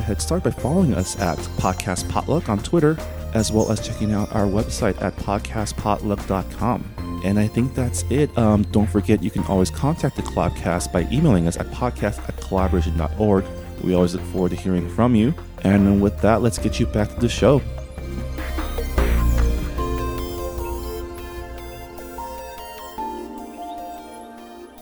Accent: San Gabriel, California, United States; I grew up in San Gabriel, so East LA, like Easter than East

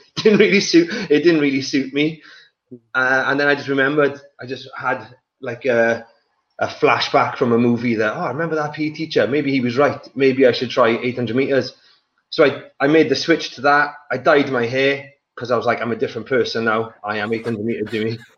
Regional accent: the valleys in Wales, United Kingdom; also born or lived in Johannesburg, South Africa / England; I was born in Johannesburg in South Africa, uh, and then I moved to Wales when I was three or four

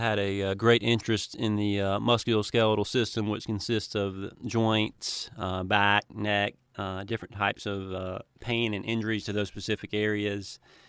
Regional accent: Cleveland, Tennessee, United States; Yeah, so I grew up in Cleveland, Tennessee, and went to Bradley Central High School

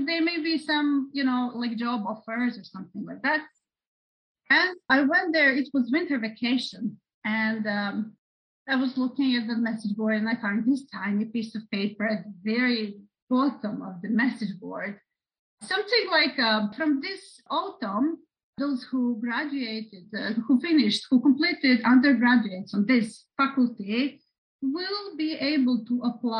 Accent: Belgrade, Serbia; English is a second language; now in Japan; So I am from Serbia, from Belgrade.

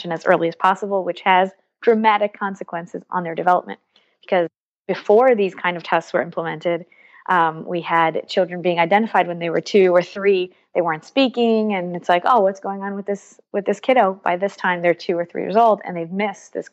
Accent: New York City, New York, United States; moved away as an adult; now in Haifa, Israel; I grew up in New York, in Brooklyn. My parents are from Israel

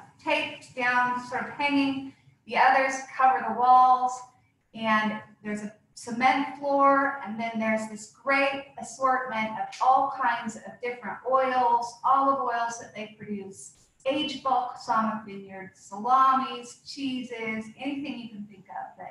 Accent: St. Helena, California, United States; also born or lived in San Francisco; I came back home to my hometown of St. Helena

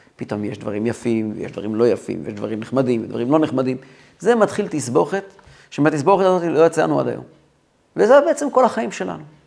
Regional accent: Kfar Chabad, Central District, Israel; אני גדלתי בכפר חב"ד

